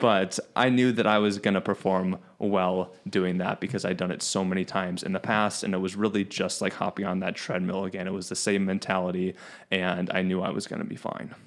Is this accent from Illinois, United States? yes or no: yes; Chicago, Illinois, United States; I grew up in Chicago